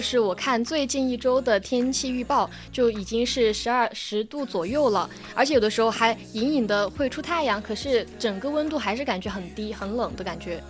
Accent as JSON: {"language": "Chinese", "region": "Sichuan", "country": "China", "tie": "born or raised there", "said": "作为一个从小就没有出过四川的我"}